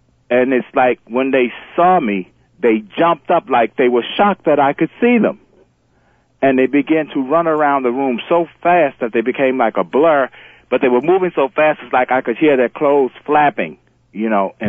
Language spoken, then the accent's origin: English; The Bronx, New York, United States; I'm originally from the Bronx.